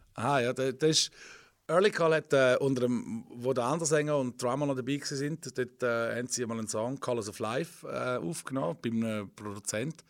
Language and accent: German; Widnau, St. Gallen, Switzerland; ich bin in Wittnau aufgewachsen